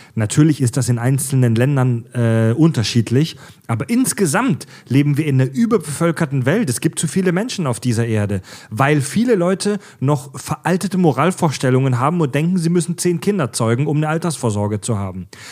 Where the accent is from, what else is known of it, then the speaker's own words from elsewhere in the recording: Swabia, Baden-Württemberg, Germany; ich komme ja aus dem Schwabeländle, aus dem äh, äh, baden-württembergischen Raum, Südwestdeutschland